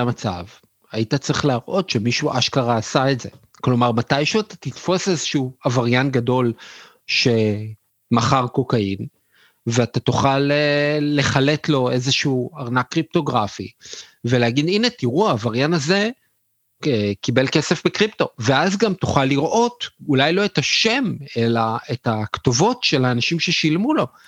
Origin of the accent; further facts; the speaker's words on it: Israel; אנחנו בתור ישראלים